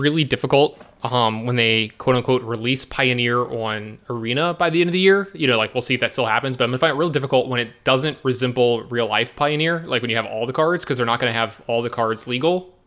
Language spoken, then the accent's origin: English; Baton Rouge, Louisiana, United States; born or raised there